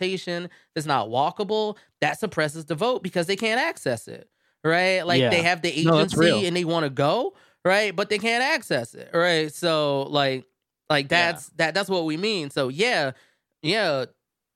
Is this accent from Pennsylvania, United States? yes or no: yes; Philadelphia, Pennsylvania, United States; moved away; I come from Philadelphia